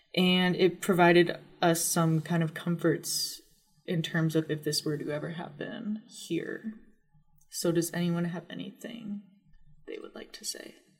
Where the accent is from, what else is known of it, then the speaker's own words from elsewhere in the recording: Upper Peninsula of Michigan, United States; I grew up in the Upper Peninsula